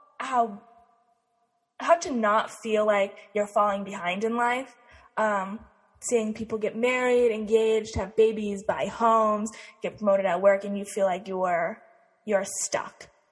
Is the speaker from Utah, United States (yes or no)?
yes; Utah, United States; I grew up in Utah